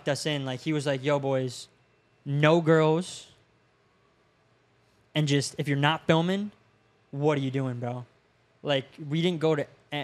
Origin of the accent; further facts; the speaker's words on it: Safety Harbor, Florida, United States; I grew up in Safety Harbor, so super small town